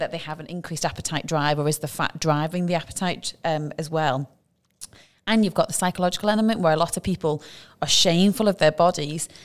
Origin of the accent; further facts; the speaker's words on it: United Kingdom; now in Dubai, United Arab Emirates; being British